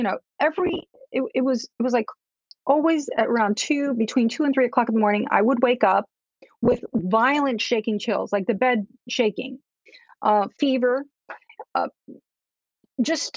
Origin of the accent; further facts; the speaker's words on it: Newark, New Jersey, United States; also born or lived in Cuba; I'm an immigrant to this country. I grew up in Newark, New Jersey